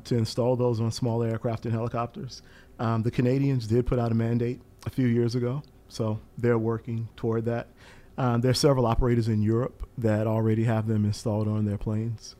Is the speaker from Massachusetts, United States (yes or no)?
no; Eastern North Carolina, United States; moved away; I'm from Eastern North Carolina originally